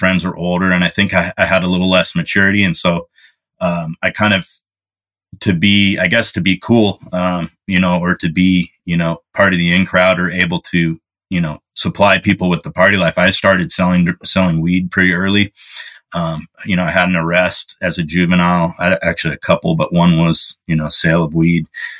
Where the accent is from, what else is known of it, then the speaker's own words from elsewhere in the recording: Bay Area, California, United States; I grew up in the Bay Area in California